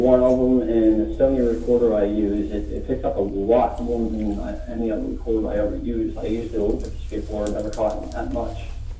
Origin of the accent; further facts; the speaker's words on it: Altoona, Pennsylvania, United States; Tats has been in my hometown, where I'm living now.